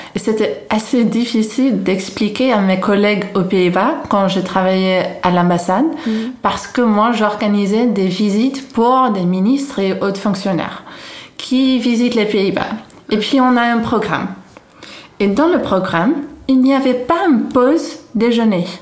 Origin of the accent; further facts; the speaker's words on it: Haarlem, North Holland, Netherlands; French is a second language; now in France; je viens d'une ville à côté d'Amsterdam qui s'appelle Harlem